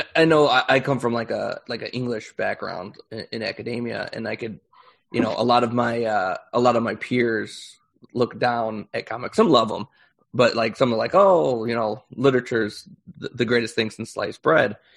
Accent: Chicago, Illinois, United States; I'm I'm from Chicago, um, and so uh, I was local

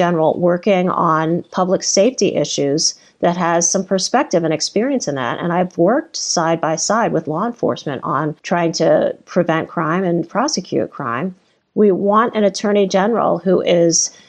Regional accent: Washington, District of Columbia, United States; now in Illinois, United States; I was born in Washington, D.C., and I was born into the Jim Crow era

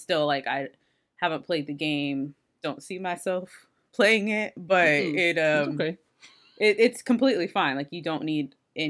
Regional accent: South Texas, United States; I'm from South Texas.

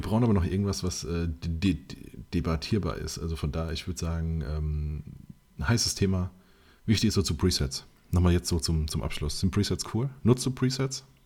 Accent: Mainz, Rhineland-Palatinate, Germany; ich bin ja Mainzer

